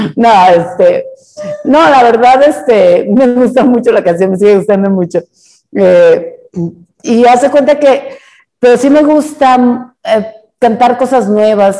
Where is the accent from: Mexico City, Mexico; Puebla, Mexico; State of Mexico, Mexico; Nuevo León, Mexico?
Nuevo León, Mexico; Monterrey; yo soy de Monterrey